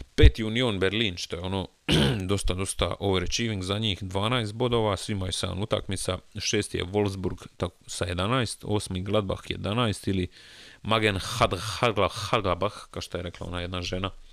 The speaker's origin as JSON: {"language": "Croatian", "country": "Croatia", "said": "kao pravi Hrvat"}